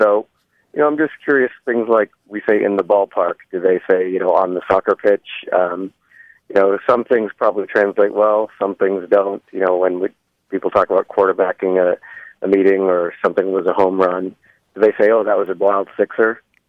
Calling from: Boston, Massachusetts, United States; I'm calling from Boston.

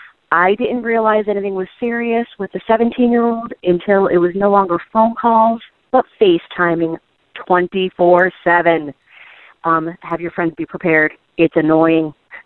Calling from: Scranton, Pennsylvania, United States; I'm calling from Scranton, Pennsylvania.

